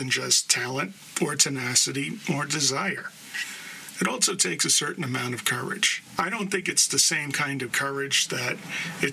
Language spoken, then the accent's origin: English; New York City, New York, United States; born and raised in the Bronx, New York